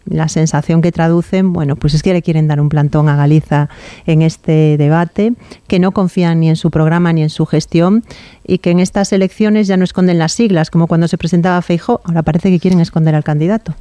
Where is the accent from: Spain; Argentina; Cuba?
Spain; Galicia